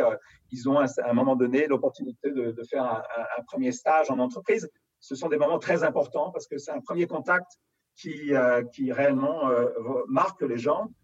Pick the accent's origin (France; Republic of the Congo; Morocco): France; Paris, Île-de-France; je suis né à Paris, j'ai grandi vraiment à Paris intramuros